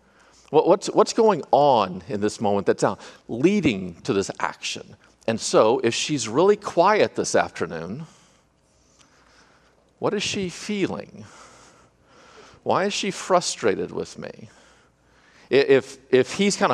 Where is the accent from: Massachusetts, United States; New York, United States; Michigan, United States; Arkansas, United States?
Arkansas, United States; I'm from Arkansas